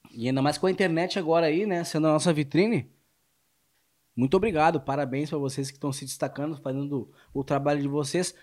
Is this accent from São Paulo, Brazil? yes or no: no; Rio Grande do Sul, Brazil; eu sou gaúcho